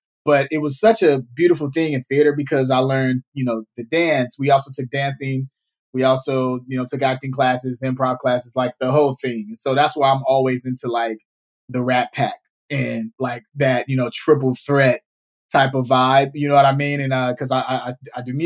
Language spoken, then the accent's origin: English; Chicago, Illinois, United States; now in Los Angeles, United States; I was born and raised in Chicago